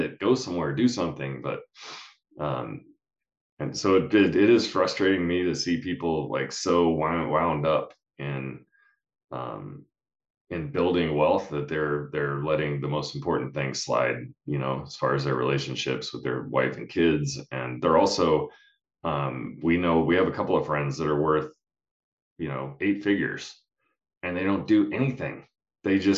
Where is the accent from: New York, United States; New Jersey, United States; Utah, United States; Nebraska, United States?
Utah, United States; we're from Utah